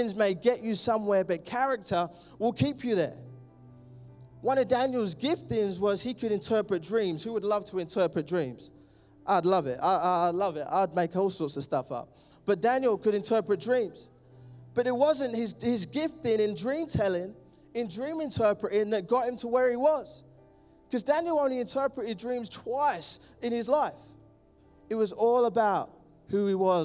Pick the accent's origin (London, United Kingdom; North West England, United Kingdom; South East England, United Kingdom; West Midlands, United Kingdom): London, United Kingdom; I'm from East London. Love it. I'm a Londoner.